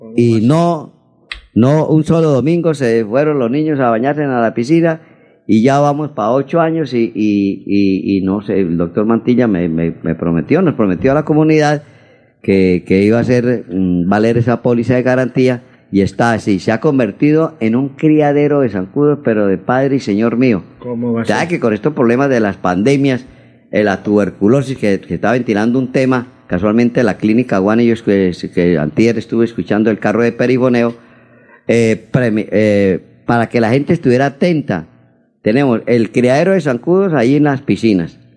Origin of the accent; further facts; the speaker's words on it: Charalá, Santander, Colombia; now in Bucaramanga, Colombia; mi pueblo, de Charalá